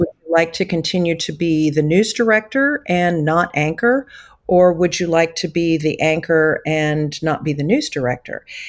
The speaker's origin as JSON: {"language": "English", "town": "Wayland", "region": "Missouri", "country": "United States", "tie": "born or raised there", "said": "I grew up in Northeast Missouri, actually in Wayland, Missouri"}